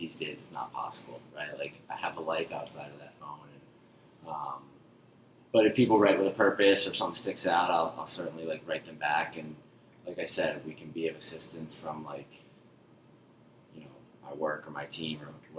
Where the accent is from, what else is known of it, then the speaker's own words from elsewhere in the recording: Haddonfield, New Jersey, United States; I grew up in South Jersey, a little town called Haddonfield, right outside of Philadelphia.